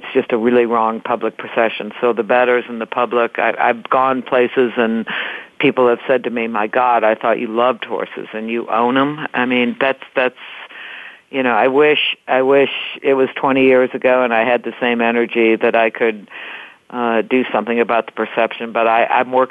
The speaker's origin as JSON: {"language": "English", "region": "Iowa", "country": "United States", "said": "Everywhere I go, when I say I'm from Iowa, they go, \"You mean Ohio?\""}